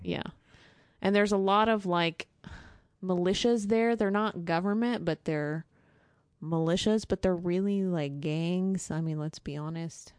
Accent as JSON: {"language": "English", "region": "Texas", "country": "United States", "moved": "as an adult", "lives_now": "Syria", "said": "I'm a Texan"}